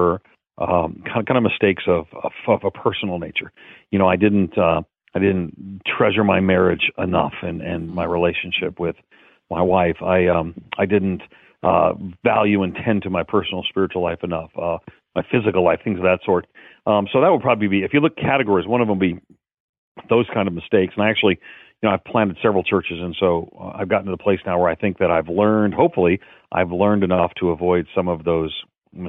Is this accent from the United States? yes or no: yes; Long Island, New York, United States; born or raised there; now in Nashville, United States